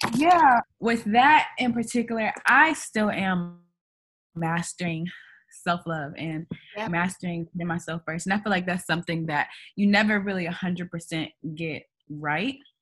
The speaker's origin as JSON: {"language": "English", "town": "Kansas City", "region": "Missouri", "country": "United States", "also_born_or_lived": "New York City", "moved": "as an adult", "lives_now": "New York, United States", "said": "I'm from Kansas City, Missouri"}